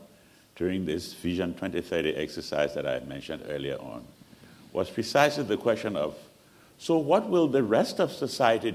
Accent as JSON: {"language": "English", "country": "Liberia", "tie": "born or raised there", "said": "I grew up in Liberia at a time in the 60s"}